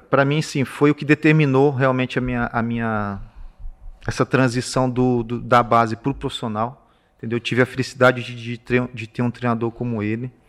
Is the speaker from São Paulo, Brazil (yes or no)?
yes; São Paulo, Brazil; also born or lived in Minas Gerais, Brazil; Meu pai trabalhava, foi onde eu nasci, mas eu também saí novo de Minas, saí é, muito pequeno. Foi, a gente foi morar no interior de São Paulo.